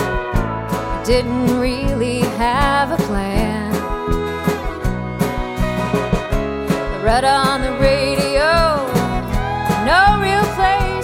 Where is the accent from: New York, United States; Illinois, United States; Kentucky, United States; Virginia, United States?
Kentucky, United States; Louisville; I grew up in Louisville and I grew up listening to this station